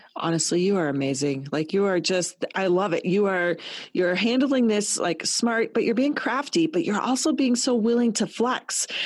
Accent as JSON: {"language": "English", "region": "Colorado", "country": "United States", "tie": "born or raised there", "also_born_or_lived": "Toronto, Canada", "moved": "as an adult", "said": "I'm born and raised in Colorado in a small town"}